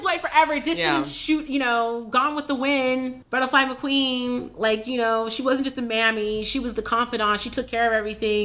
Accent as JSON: {"language": "English", "town": "San Francisco", "region": "California", "country": "United States", "tie": "born or raised there", "said": "I grew up in San Francisco and I grew up in a town where diversity and inclusivity was just what we were"}